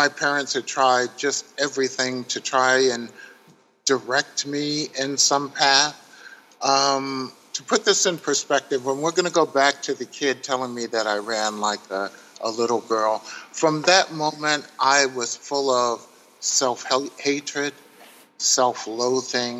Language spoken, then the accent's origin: English; Paterson, New Jersey, United States; I grew up in Paterson, New Jersey, which is about 8 minutes across the George Washington Bridge into New York City